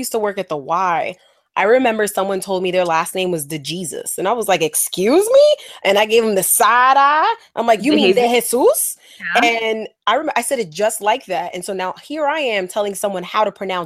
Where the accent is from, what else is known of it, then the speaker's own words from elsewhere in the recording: New York City, New York, United States; from the block in the South Bronx